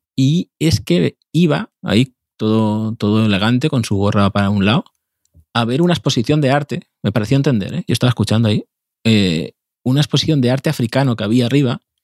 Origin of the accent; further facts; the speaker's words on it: Valencian Community, Spain; yo soy valenciano